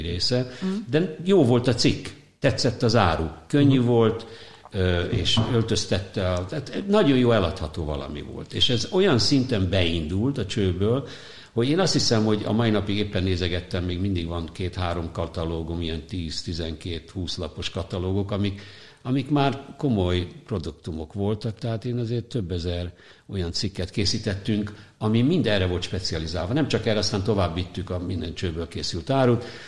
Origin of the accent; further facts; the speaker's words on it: Hungary; moved away as an adult; also born or lived in New York, United States; én a szocializmusból érkeztem, ahol az üzletet úgy hívták, hogy nyerészkedés